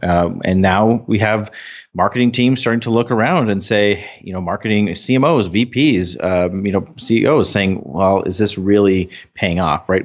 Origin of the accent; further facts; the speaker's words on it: North Dakota, United States; We're from North Dakota